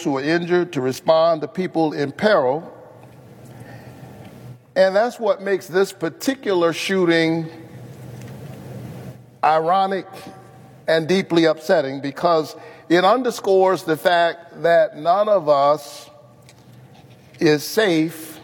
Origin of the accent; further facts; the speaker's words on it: Georgia, United States; my home state